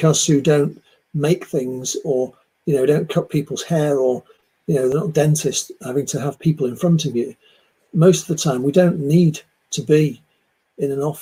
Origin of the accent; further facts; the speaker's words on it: Manchester, North West England, United Kingdom; moved away as an adult; also born or lived in Leeds; I'm from Manchester, the other side of the Pennines. I came to Leeds University back in the 80s